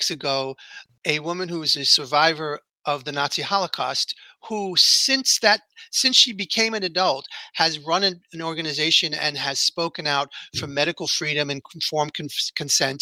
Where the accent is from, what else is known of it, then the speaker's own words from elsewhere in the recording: New York City, New York, United States; I grew up in here in New York City